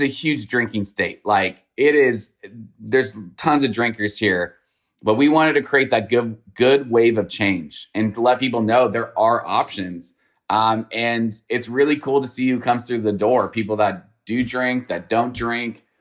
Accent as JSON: {"language": "English", "region": "Northern California", "country": "United States", "moved": "yes", "lives_now": "Houston, United States", "said": "I'm from Northern California."}